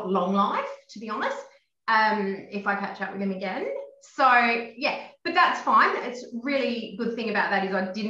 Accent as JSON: {"language": "English", "town": "Harvey", "region": "Western Australia", "country": "Australia", "tie": "born or raised there", "said": "I grew up in Harvey. It's a small town, southwest, near Bunbury"}